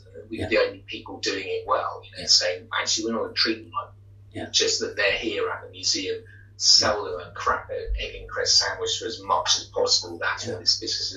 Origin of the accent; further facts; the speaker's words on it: London, United Kingdom; I'm a Londoner. I live in London. So you know, this is my home.